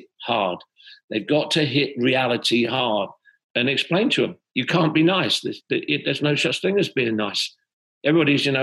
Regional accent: Sunbury-on-Thames, South East England, United Kingdom; moved away as an adult; now in United States; I grew up in Sunbury-on-Thames, Middlesex

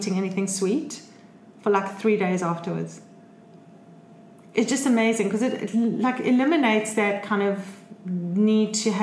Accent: South Africa; I'm South African

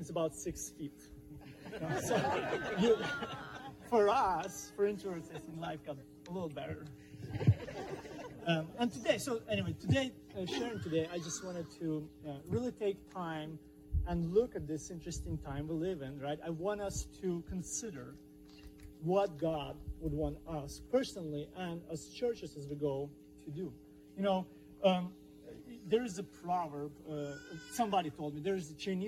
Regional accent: Ukraine; moved away; my country that I grew up, Ukrainian Soviet Republic

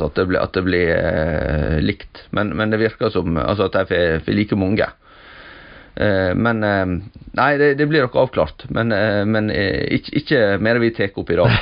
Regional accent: Sunnmøre, Møre og Romsdal, Norway; moved away; jeg er iallfall kommet til, til mine heimtrakter her

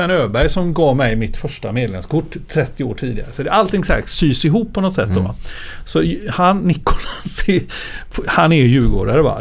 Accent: Stockholm, Stockholm County, Sweden; born there; eh, jag är ju född i Stockholm

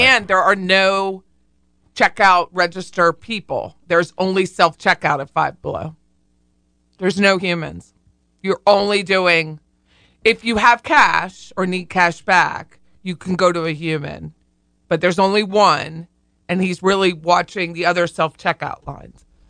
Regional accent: Harrisburg, United States; I looked at a home in Harrisburg, 'cause that's my hometown

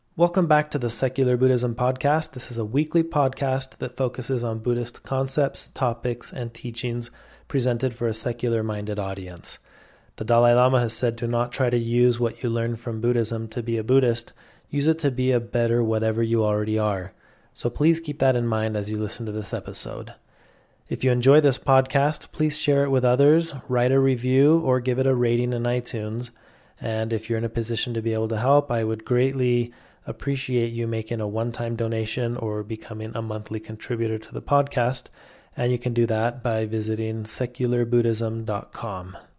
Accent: Mexico; where I grew up in Mexico

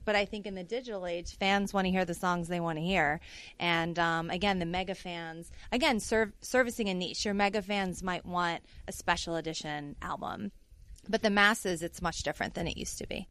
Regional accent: New Orleans, Louisiana, United States; I'm from New Orleans.

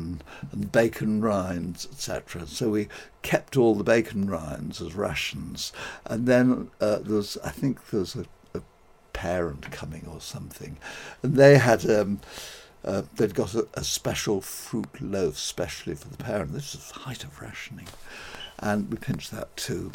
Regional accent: London, United Kingdom; I was born and brought up in Hampstead, which is a suburb of London

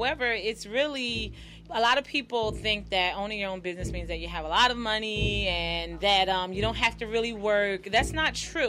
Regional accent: New Jersey, United States; moved away as an adult; now in Baltimore, United States; I'm originally from New Jersey. I came here to go to Morgan State.

